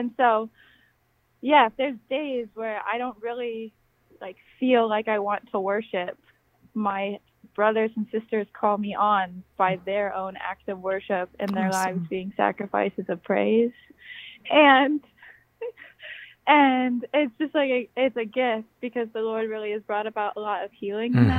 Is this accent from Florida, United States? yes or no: yes; Lakeland, Florida, United States; moved away as an adult; now in Minnesota, United States; I'm from Florida, grew up in Florida